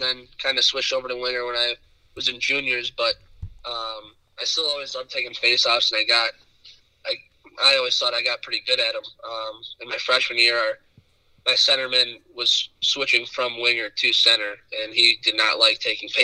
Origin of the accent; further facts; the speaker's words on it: Rochester, New York, United States; I'm from Rochester, New York